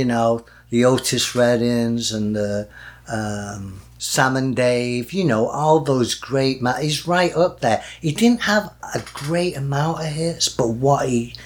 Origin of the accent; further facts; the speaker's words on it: Denton, North West England, United Kingdom; moved away; he is from my hometown